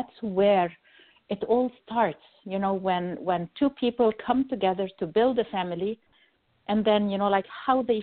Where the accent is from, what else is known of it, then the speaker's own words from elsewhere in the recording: Egypt; moved away as an adult; now in United States; I'm originally from Egypt, Pharaoh's country.